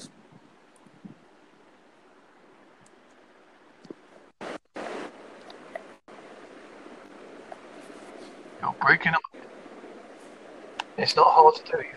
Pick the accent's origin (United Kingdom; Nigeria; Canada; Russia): United Kingdom; Essex, East of England; also born or lived in Westcliff-on-Sea / Southend-on-Sea; now in Devon, United Kingdom; Originally, I'm from Essex